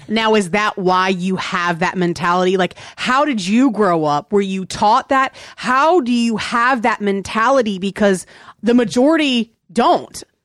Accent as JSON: {"language": "English", "region": "Virginia", "country": "United States", "tie": "born or raised there", "also_born_or_lived": "Texas", "moved": "yes", "said": "I grew up playing soccer and I grew up in Virginia. That's where I grew up"}